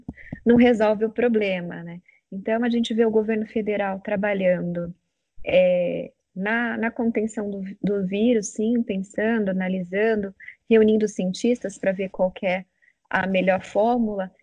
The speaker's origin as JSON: {"language": "Portuguese", "region": "São Paulo", "country": "Brazil", "said": "eu sou de São Paulo, sou paulistana"}